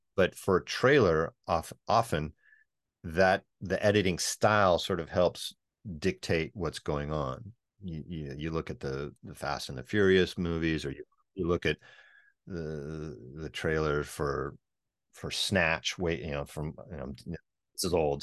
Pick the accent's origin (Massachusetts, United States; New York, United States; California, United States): California, United States; Northern; we're both from Northern California